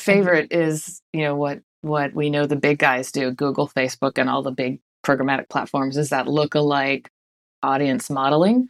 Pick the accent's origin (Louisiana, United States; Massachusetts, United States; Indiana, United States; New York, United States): Massachusetts, United States; Boston; moved away; I'm from Boston originally, so we say wicked fast where I'm from